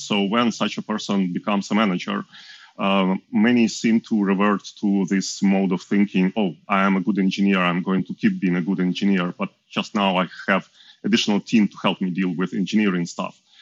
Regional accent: Ukraine; moved away as an adult; also born or lived in Switzerland; I'm from Ukraine. I was born there, moved to Switzerland to work uh, with Google at 2016

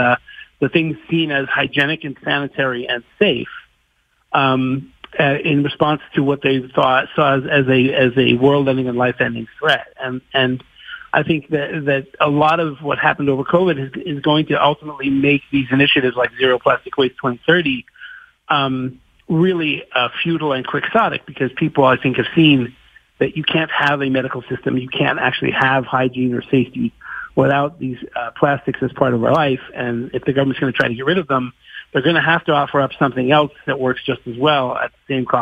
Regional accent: California, United States; moved away; I spent a lot of my time growing up in California

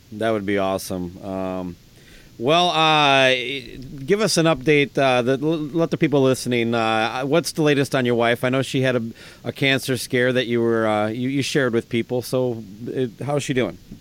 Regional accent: Owatonna, Minnesota, United States; my hometown, Owatonna, Minnesota

